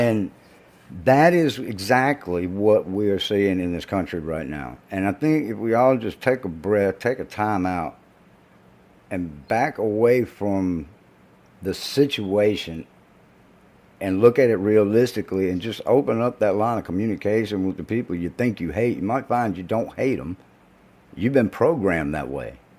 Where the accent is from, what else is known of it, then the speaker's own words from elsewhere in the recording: the South, United States; being from the South